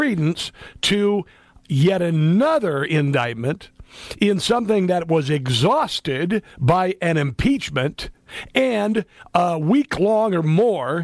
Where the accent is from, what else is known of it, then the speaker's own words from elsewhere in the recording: Iowa, United States; I'm a Midwesterner. I'm from Iowa